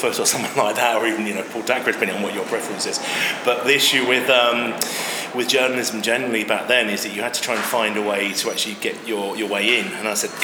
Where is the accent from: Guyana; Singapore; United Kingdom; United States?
United Kingdom; Chichester, South East England; also born or lived in Yorkshire; now in London, United Kingdom; I was born in Chichester in West Sussex back in the mid-70s and found my way to London eventually